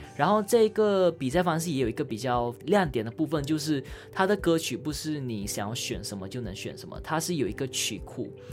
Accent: Malaysia; moved away as an adult; now in Taiwan; 我们所有马来西亚人，无论分为很多元的种族

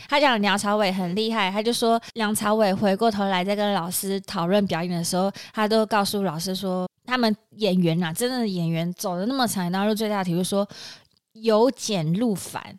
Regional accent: Taiwan; 我们台湾人

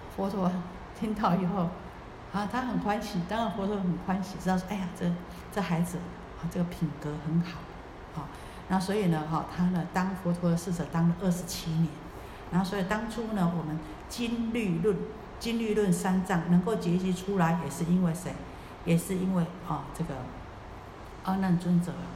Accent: Taiwan

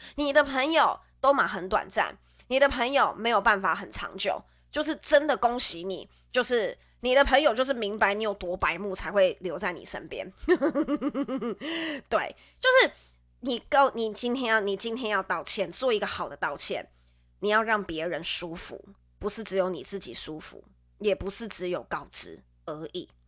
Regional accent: central Taiwan, Taiwan; moved away; 我是从，我是从中部来的

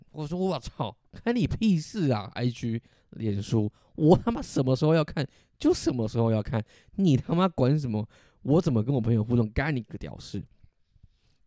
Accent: Taiwan; 我会称自己是台湾人，但只要我去了台湾以外的地方，地方，大家看到我会以为我是中国人

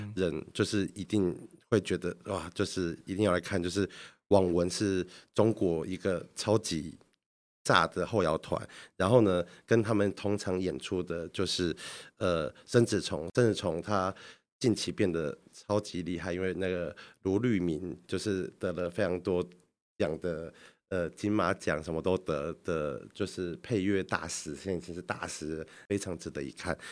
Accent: Kaohsiung, Taiwan; 我们高雄人

